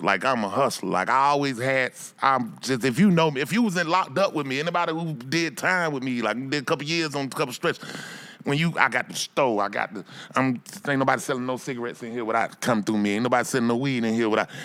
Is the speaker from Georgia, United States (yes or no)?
yes; Atlanta, Georgia, United States; I'm from Bankhead Cote, man. I'm from down that street. I'm the only one from that spot